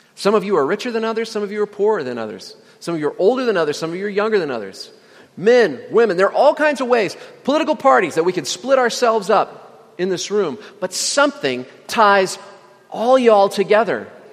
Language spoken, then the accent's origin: English; Indiana, United States; moved away; also born or lived in Virginia; I lived in Virginia for nine years, even though I'm from Indiana